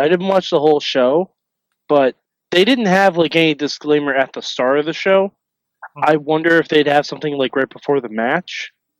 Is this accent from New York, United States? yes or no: yes; New York City, New York, United States; I'm from New York City, where we know fucking pizza, because we almost practically goddamn invented it.